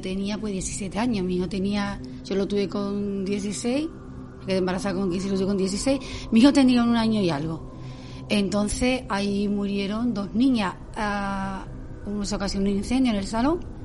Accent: Spain; Yo me crié en San un barrio humilde del que me siento súper orgullosa.

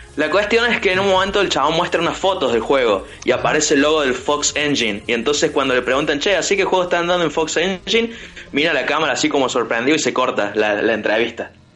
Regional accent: Córdoba, Argentina; accent: cordobés; los cordobeses nos vamos a comer a todos los porteños

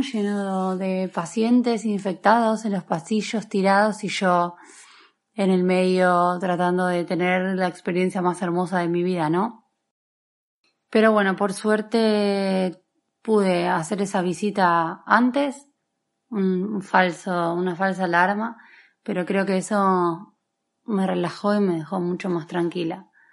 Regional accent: Argentina; also born or lived in Asturias; now in Madrid, Spain; soy argentina, tengo 32 años, resido en Madrid hace algo menos de dos meses

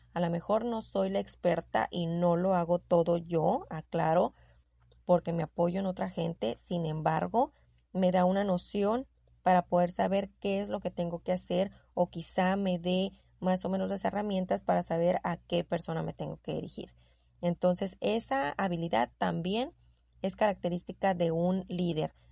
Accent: Sonora, Mexico; accent: norteña; tengo el tono de voz muy golpeado, yo lo sé, soy sonorense, soy norteña

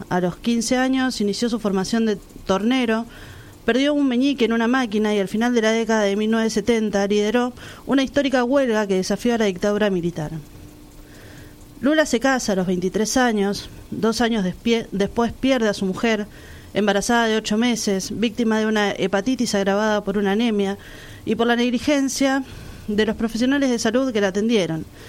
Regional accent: La Plata, Buenos Aires Province, Argentina; tengo 34 años, soy de La Plata

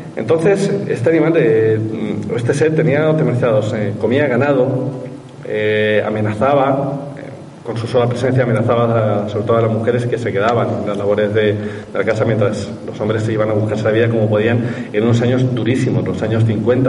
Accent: Albacete, Castilla-La Mancha, Spain; en mi pueblo, en Albacete, a poquito de aquí

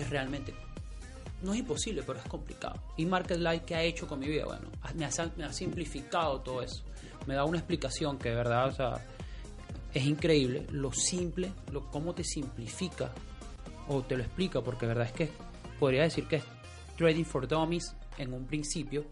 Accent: Venezuela; moved away; mi país de origen, que es Venezuela

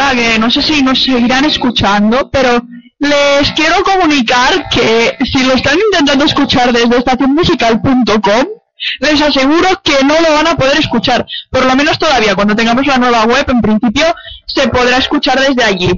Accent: Barcelona, Catalonia, Spain; también soy de Barcelona

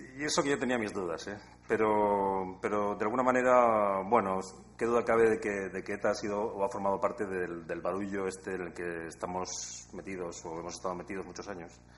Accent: Basque Country, Spain

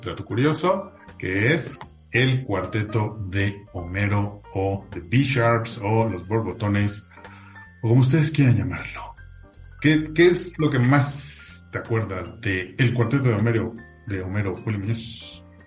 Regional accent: Mexico; como mexicanos nos hiciera

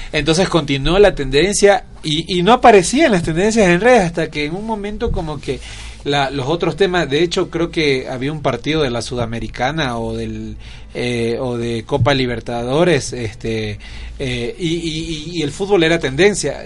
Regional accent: Milagro, Guayas, Ecuador; Yo soy costeño de la ciudad de Milagro, provincia del Guayas.

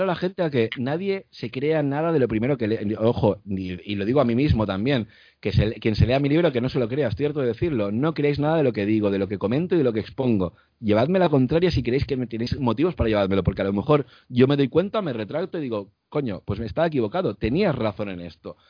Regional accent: Spain; los que somos españoles

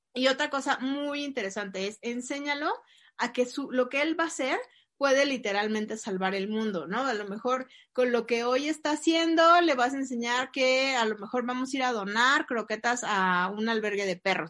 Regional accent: Mexico; tenemos lamentablemente los mexicanos

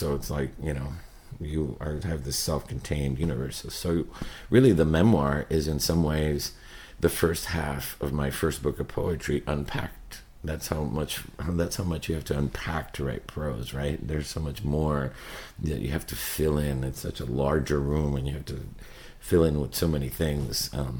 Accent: Miami, Florida, United States; Because, you know, this book is so much about growing up in Miami, and so the city itself is a character.

